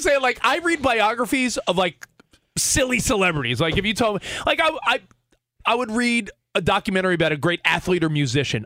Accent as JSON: {"language": "English", "region": "New York", "country": "United States", "tie": "born or raised there", "moved": "yes", "lives_now": "Los Angeles, United States", "said": "I'm a white dude that was born in New York, live in LA now"}